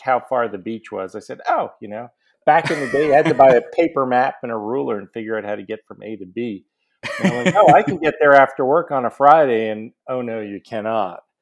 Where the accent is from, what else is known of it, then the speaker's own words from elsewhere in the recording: Montreal, Quebec, Canada; moved away as an adult; also born or lived in New Orleans, United States; now in Atlanta, United States; I grew up in Montreal, went to McGill University for undergrad, dental, and a residency